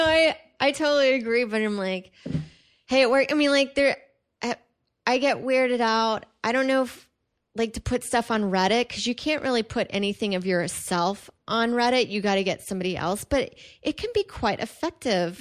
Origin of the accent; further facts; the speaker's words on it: Houston, Texas, United States; moved away; it's actually pretty big in my hometown